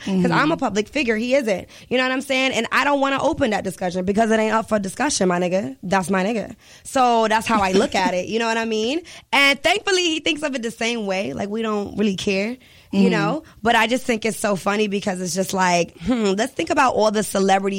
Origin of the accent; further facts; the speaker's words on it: Richmond, United States; I'm still from Richmond